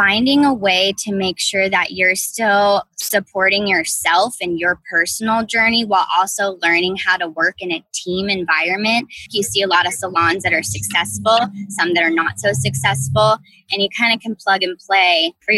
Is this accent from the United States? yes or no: yes; Midwest, United States; now in North Carolina, United States; I'm from the Midwest originally. I moved out to North Carolina, and that's really where my interest got piqued for beauty.